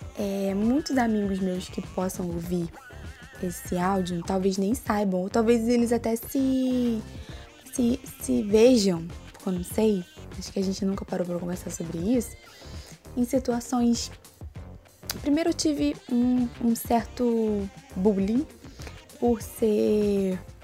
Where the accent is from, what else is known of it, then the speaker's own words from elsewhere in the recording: Rio de Janeiro, Brazil; also born or lived in Rocinha, Rio de Janeiro; com sete anos eu saí da Rocinha e fui morar em Campo Grande